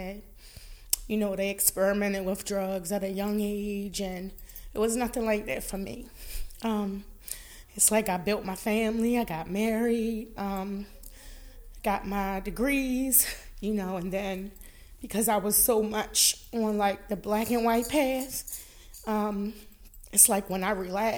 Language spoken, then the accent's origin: English; Baltimore, Maryland, United States; I am a Baltimorean. I was born and raised in Baltimore.